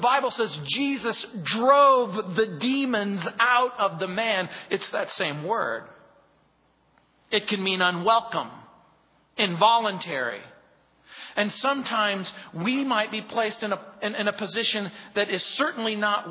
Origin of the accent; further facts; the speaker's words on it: Mojave Desert, California, United States; I grew up in the Mojave Desert